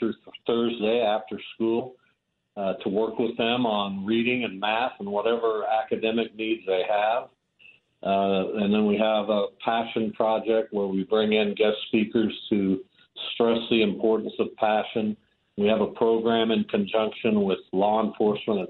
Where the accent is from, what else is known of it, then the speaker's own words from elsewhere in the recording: Derby, Kansas, United States; My friend John Parsons, I grew up with him in Derby